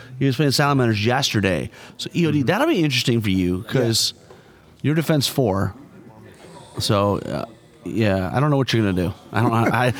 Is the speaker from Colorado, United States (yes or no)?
no; Tennessee, United States; I'm from Tennessee